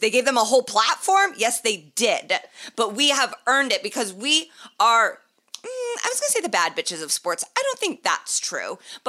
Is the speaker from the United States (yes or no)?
no; Ireland; And we are both Irish.